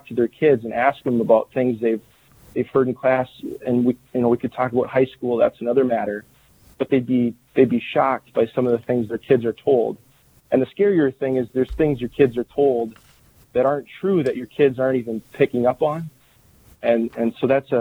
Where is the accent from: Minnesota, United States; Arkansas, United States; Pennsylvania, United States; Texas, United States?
Minnesota, United States; I'm from the Minnesota area